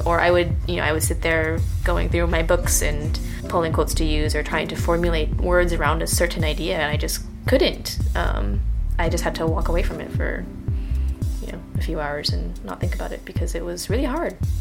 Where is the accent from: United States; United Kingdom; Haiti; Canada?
United States; Midwest; I grew up in the Midwest and I grew up in a place that was surely less diverse and much smaller than Lincoln